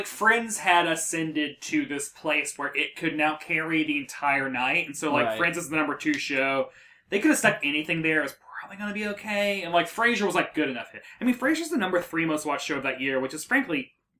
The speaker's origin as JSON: {"language": "English", "town": "Murfreesboro", "region": "Tennessee", "country": "United States", "said": "I'm from Murfreesboro, Smyrna, Tennessee"}